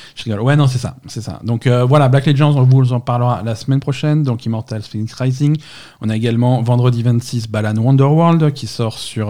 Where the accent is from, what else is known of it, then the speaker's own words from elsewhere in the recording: Marseille, Provence-Alpes-Côte d'Azur, France; je suis marseillais